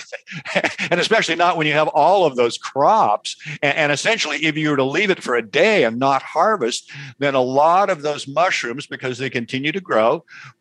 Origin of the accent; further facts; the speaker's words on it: Seattle, Washington, United States; I was raised in the Pacific Northwest in Seattle.